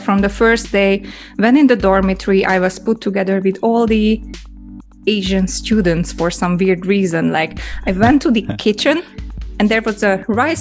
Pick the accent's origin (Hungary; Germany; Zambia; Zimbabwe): Hungary; Budapest; accent: Hungarian; English is a second language; moved away as an adult; also born or lived in England / Japan; I grew up in Budapest